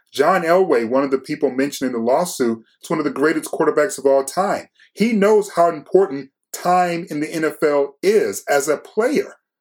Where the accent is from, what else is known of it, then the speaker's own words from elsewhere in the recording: Detroit, Michigan, United States; I'm from Detroit